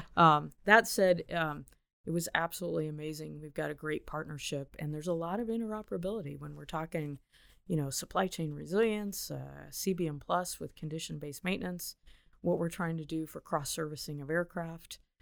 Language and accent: English; Big Rock, Illinois, United States; I grew up in Northern Illinois